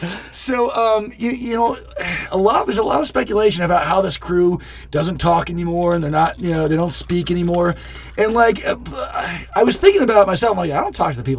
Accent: Costa Mesa, California, United States; I grew up in Costa Mesa

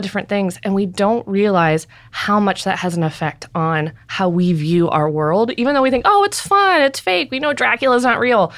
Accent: Ballwin, Missouri, United States; I grew up in Baldwin, Missouri

